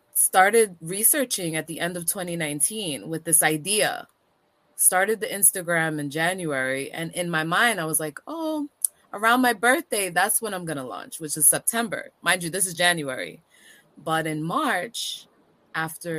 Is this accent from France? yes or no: no; Antigua & Barbuda; now in New York, United States; I'm originally from Antigua